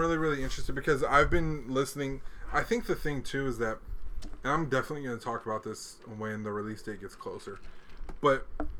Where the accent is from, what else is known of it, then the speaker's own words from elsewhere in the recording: Chicago, Illinois, United States; born there; also born or lived in Hawaii; I was born in Chicago. I love Chicago.